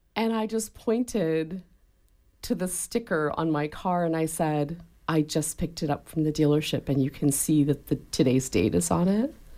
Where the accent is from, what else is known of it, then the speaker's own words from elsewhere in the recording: Canada; moved away; I was raised in Canada by parents who taught me when I was little that the police were the good guys